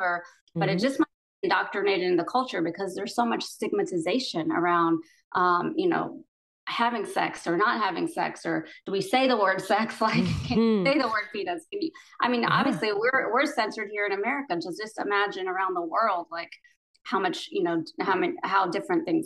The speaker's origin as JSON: {"language": "English", "country": "United States", "tie": "born or raised there", "said": "I was born here in the States, but my parents are immigrants from Pakistan."}